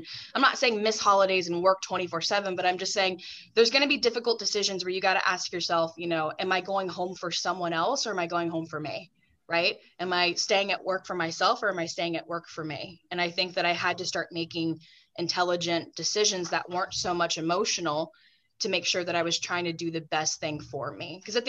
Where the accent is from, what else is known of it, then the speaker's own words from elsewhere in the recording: the South, United States; I grew up in the South. Saying no to people was like kind of not acceptable.